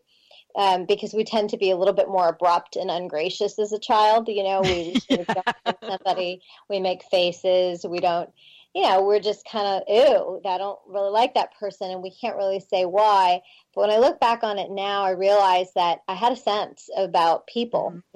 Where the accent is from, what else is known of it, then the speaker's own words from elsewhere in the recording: Pittsburgh, Pennsylvania, United States; I grew up in Pittsburgh, in Pennsylvania.